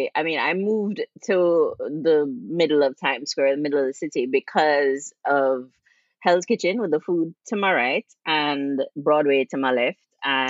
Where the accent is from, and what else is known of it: Jamaica; now in New York, United States